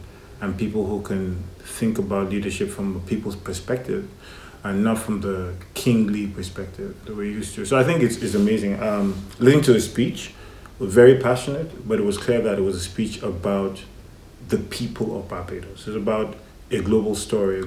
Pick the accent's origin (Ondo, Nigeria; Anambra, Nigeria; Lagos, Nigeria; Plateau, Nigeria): Lagos, Nigeria; also born or lived in Kaduna State, Nigeria; now in Atlanta, United States; I spent the first 5 years in Kaduna and then I moved to Lagos. Basically grew up in Lagos.